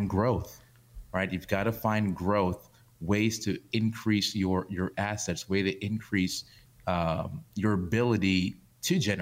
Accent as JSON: {"language": "English", "town": "New York City", "region": "New York", "country": "United States", "tie": "born or raised there", "said": "I grew up in New York, I grew up in Brooklyn"}